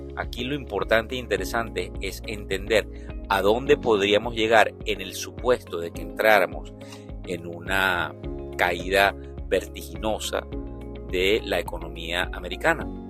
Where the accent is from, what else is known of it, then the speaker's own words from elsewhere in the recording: Venezuela; como venezolano